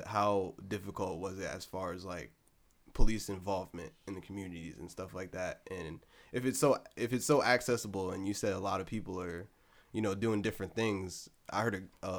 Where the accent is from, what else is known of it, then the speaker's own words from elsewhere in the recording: New Jersey, United States; I'm from South Jersey.